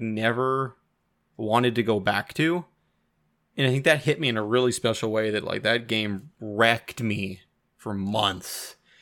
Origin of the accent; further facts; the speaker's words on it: Washington, United States; now in Canada; I grew up in Washington and I haven't been back, I think now in nine years.